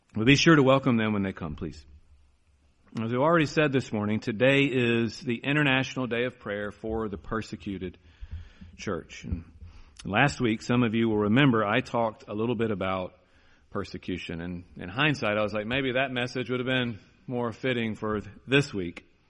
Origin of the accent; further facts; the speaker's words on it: United States; our problem here in America